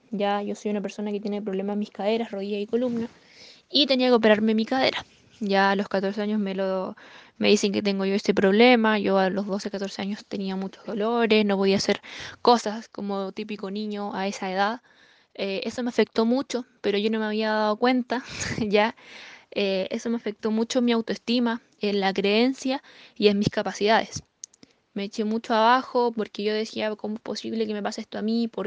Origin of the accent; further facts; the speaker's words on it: Temuco, Araucanía, Chile; eh, actualmente plata del negocio de, Amway. Eh, soy de Temuco, ya nacida y criada acá. Tengo 21 años de edad.